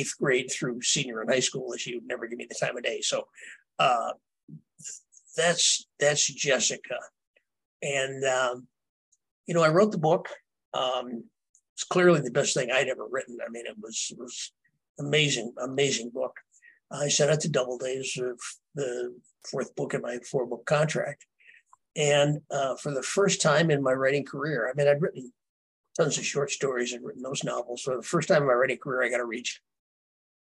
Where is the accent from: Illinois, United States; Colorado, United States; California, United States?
Illinois, United States; Earlville; growing up in Earlville